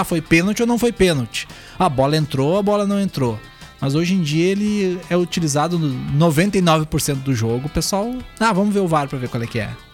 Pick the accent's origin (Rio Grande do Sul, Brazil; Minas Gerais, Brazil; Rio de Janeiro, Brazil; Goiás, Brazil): Rio Grande do Sul, Brazil; Camaquã; sou de Camacuã